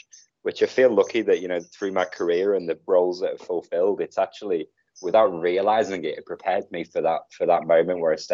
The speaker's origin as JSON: {"language": "English", "town": "Liverpool", "region": "North West England", "country": "United Kingdom", "moved": "as an adult", "lives_now": "Bali, Indonesia", "said": "I'm from Liverpool"}